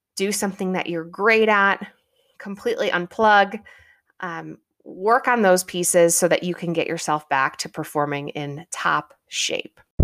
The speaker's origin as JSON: {"language": "English", "region": "Midwest", "country": "United States", "tie": "born or raised there", "said": "I'm a Midwestern girl. Growing up in the Midwest"}